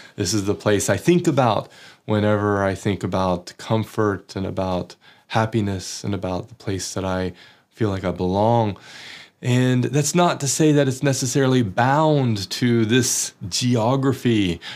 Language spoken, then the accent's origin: English; United States; moved away as an adult; now in Oslo, Norway; I was never ostracized in my workplace or in society for being American